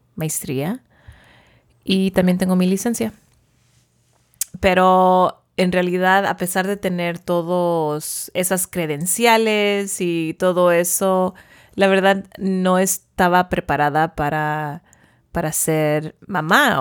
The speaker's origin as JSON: {"language": "Spanish", "town": "Porterville", "region": "California", "country": "United States", "tie": "born or raised there", "also_born_or_lived": "Davis, California / Los Angeles, California", "said": "yo nací en Porterville, viví toda mi vida allí"}